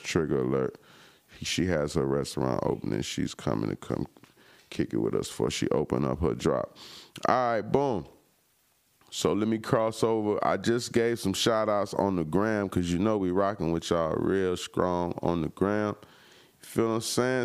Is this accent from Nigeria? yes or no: no; Florida, United States; I'm from the crib, I'm from Florida, I'm from down south, even from Tallahassee